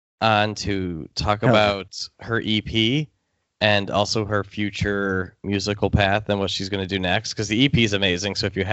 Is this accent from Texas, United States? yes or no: yes; Texas, United States; born there; I was born in Texas, and that's the reason this song or that album is awesome.